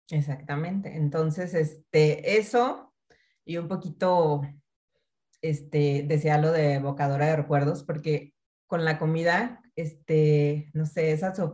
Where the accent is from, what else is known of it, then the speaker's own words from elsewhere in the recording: Mexico; la gastronomía es parte de nuestra cultura, o sea, como familias mexicanas o familias latinas y además en un país tan vasto en gastronomía